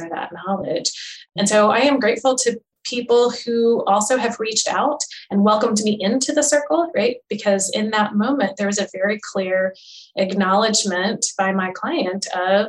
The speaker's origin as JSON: {"language": "English", "country": "United States", "said": "we are Asian and we're American"}